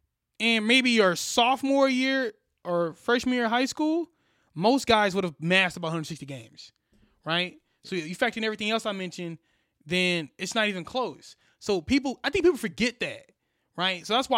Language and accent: English; Missouri, United States; You know, we're from Missouri, so you got to play guys from Texas